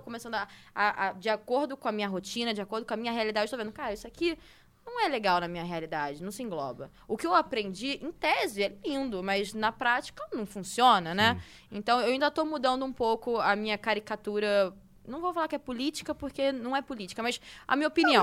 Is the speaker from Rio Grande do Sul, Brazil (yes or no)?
no; Rio de Janeiro, Brazil; now in São Paulo, Brazil; Eu sou do Rio de Janeiro, tudo bem, tô morando em São Paulo